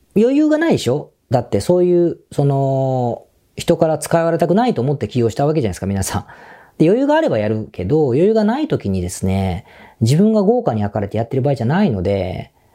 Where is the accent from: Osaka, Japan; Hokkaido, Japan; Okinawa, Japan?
Osaka, Japan; now in Tokyo, Japan; 僕は大阪出身なので